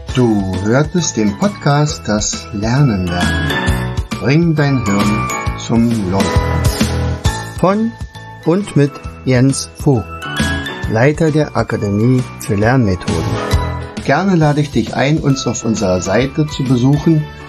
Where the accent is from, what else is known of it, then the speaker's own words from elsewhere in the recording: Germany; ich bin natürlich in der DDR aufgewachsen